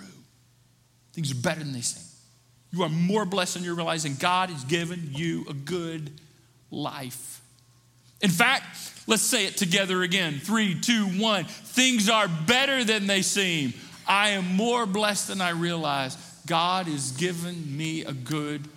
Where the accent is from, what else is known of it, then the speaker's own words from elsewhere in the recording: the South, Appalachia, United States; I grew up in churches in the South, in Appalachia.